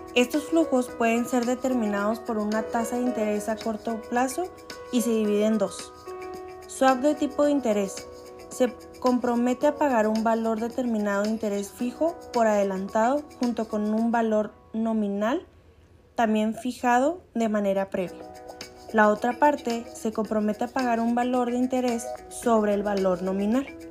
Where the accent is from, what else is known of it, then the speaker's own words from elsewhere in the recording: Chihuahua, Mexico; Soy de Chihuahua, Chihuahua